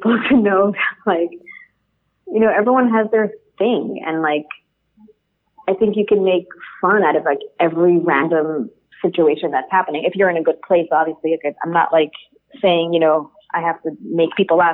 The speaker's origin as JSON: {"language": "English", "town": "New York City", "region": "New York", "country": "United States", "said": "I'm a New Yorker."}